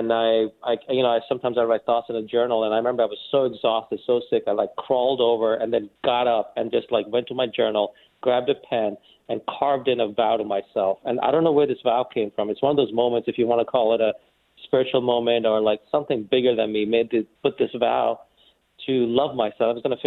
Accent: New York, United States; born or raised there; also born or lived in India

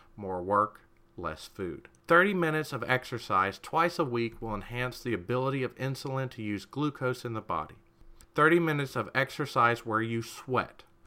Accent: United States

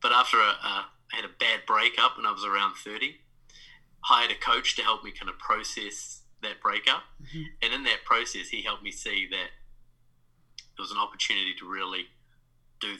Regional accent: New Zealand; moved away as an adult; now in New York, United States; I'm from New Zealand, now a transplant in New York. And yeah, I grew up in New Zealand

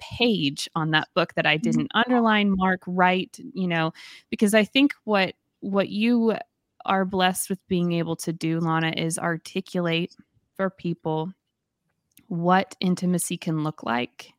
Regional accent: the South, United States; accent: Southern; my Southern accent

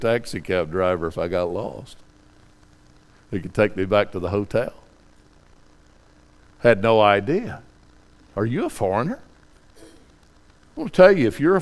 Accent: Tennessee, United States; I'm a hillbilly from Tennessee

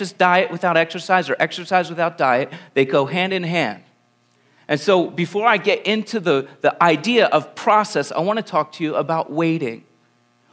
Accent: Langhorne, Pennsylvania, United States; I'm born and raised in Pennsylvania. I came from right outside Philadelphia. I grew up in Lower Bucks County in a place called Langhorne, Pennsylvania.

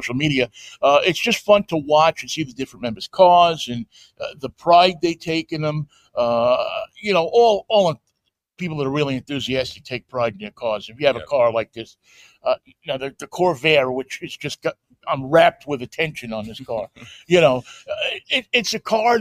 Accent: New York, United States; moved away; also born or lived in Pittsburgh; I'm from New York

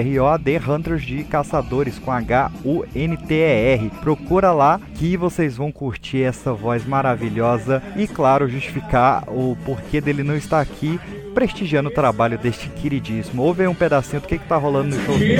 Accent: Brasília, Federal District, Brazil; minha terrinha. Vocês permitem eu puxar minha terrinha? terrinha Brasília aqui

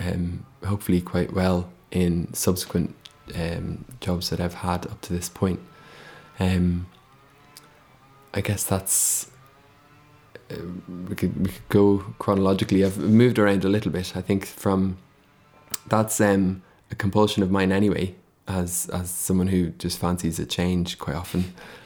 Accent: Dublin, Leinster, Ireland; moved away as an adult; now in Scotland, United Kingdom; I came from Dublin to study at art school in Dundee. …, and I've been in Scotland since then

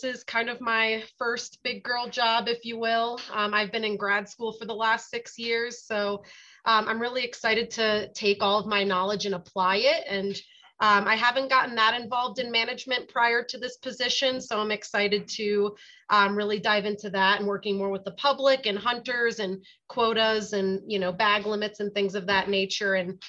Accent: East Coast, United States; moved away as an adult; also born or lived in Delaware / West Virginia / South Dakota; now in Nevada, United States; I grew up on the East Coast. I'm not a Nevada native.

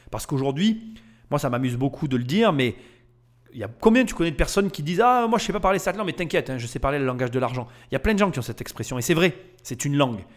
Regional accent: Nîmes, Occitania, France; je viens de la ville de Nîmes

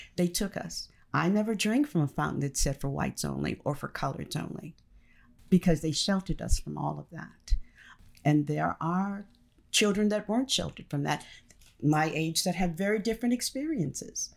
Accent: Baton Rouge, Louisiana, United States; moved away; also born or lived in New York City / Chicago, Illinois; I was born in Baton Rouge, Louisiana.

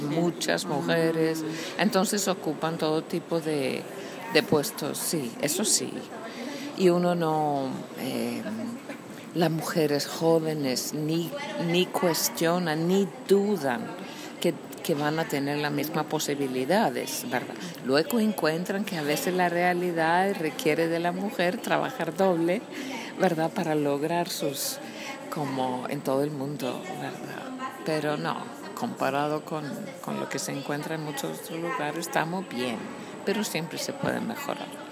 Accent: Iceland; first language Icelandic; Spanish is a second language; moved away as an adult; also born or lived in Argentina / Texas / Costa Rica / Nicaragua; soy de Islandia, vivo en Islandia, estudié fuera, regresé.

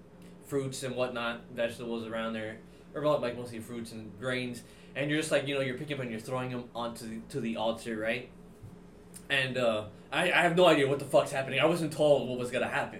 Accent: Hialeah, Florida, United States; now in Los Angeles, United States; where I grew up in Hialeah

